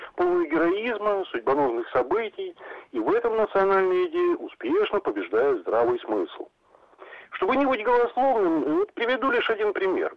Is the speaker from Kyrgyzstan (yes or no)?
no; Lviv, Lviv Oblast, Ukraine; я сам родом со Львова